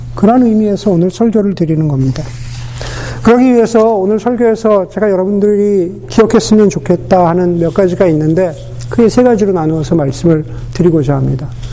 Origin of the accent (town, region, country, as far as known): South Korea; born or raised there; moved away as an adult; now in United States